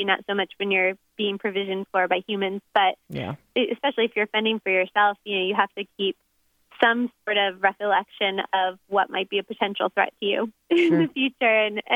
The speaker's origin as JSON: {"language": "English", "region": "Florida", "country": "United States", "tie": "born or raised there", "moved": "as an adult", "lives_now": "Oregon, United States", "said": "Originally, I'm from Florida."}